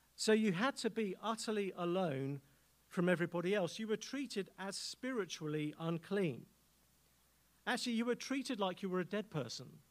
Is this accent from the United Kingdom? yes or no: yes; England, United Kingdom; accent: English